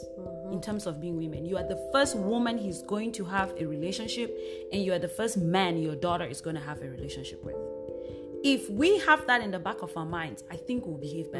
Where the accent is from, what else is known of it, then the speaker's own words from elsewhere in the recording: Zimbabwe; now in United States; I am from Zimbabwe, but currently a resident in the United States.